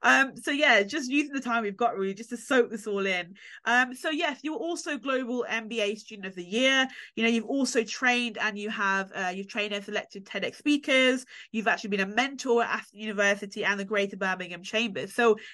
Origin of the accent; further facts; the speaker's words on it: Jamaica; as a Jamaican myself, again, I'm familiar with yard